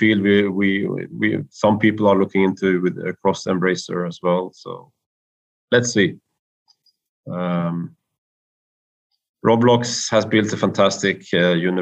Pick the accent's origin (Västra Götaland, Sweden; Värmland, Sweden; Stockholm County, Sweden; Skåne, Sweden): Värmland, Sweden; Karlstad; here to Sweden and to my hometown